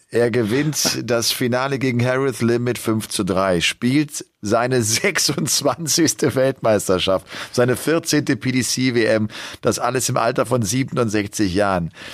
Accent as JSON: {"language": "German", "region": "Rhineland", "country": "Germany", "tie": "born or raised there", "said": "ich komme ja aus dem Rheinland und ich liebe auch den Karneval, damit mhm. bin ich groß geworden"}